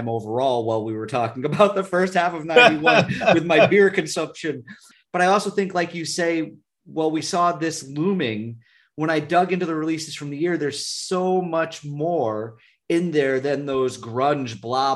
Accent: Vermont, United States; we're from Vermont

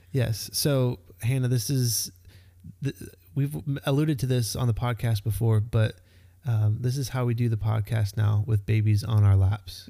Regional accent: Texas, United States; also born or lived in Florida; now in Georgia, United States; I grew up in Texas

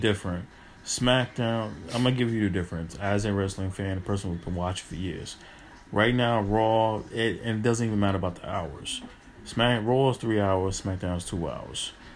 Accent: New York, United States; As a New Yorker

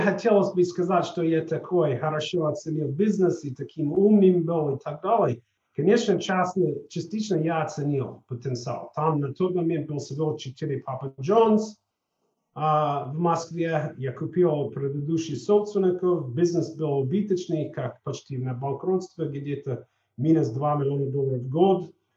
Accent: Colorado, United States; Russian is a second language; also born or lived in East Coast, United States / Chicago, United States / Washington, United States; now in Russia; я из Колорадо, научился в Восточной побережье, потом в университете в Чикаго

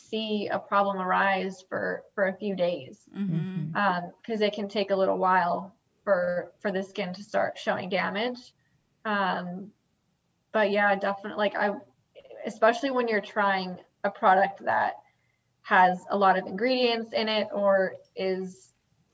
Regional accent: Long Island, New York, United States; moved away; I'm originally from Long Island

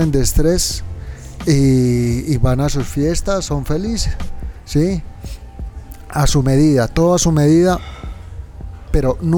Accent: Tunja, Boyacá, Colombia; moved away as an adult; also born or lived in Europe; teniendo la posibilidad y viviendo en Europa, quise que mis hijos nacieran en, el mismo, en la misma ciudad donde yo nací. ¿Son de Cómbita? Son de Tunja.

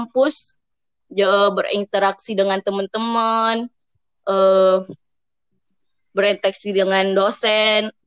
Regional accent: Makassar, South Sulawesi, Indonesia; now in Bogor, Indonesia; Dari Sulawesi, ah, Makassar.

